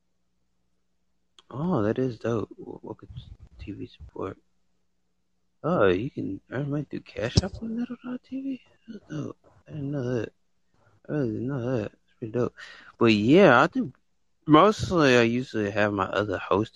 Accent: United States; I actually stay in the United States. I was born in the United States

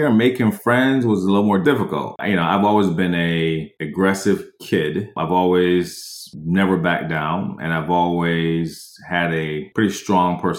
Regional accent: New York, United States; I came from New York to Orlando, Florida for six months.

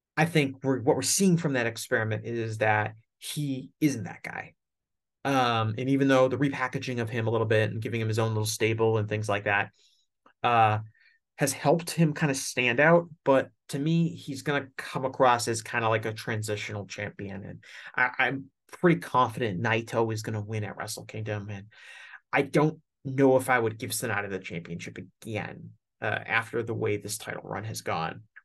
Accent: United States; I'm an American

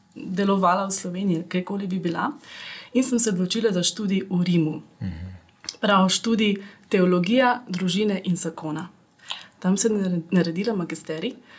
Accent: Ljubljana, Slovenia; also born or lived in Austria; sem iz Ljubljana

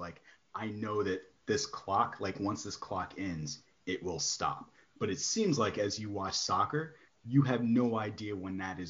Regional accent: Chicago, Illinois, United States

